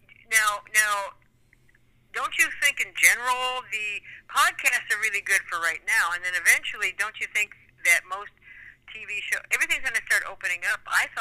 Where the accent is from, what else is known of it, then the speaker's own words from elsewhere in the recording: Southern California, United States; also born or lived in Lynwood, California / Los Angeles; Now, I'm born and raised in Southern California. That's where I'm from. Manhattan Beach, Redondo Beach.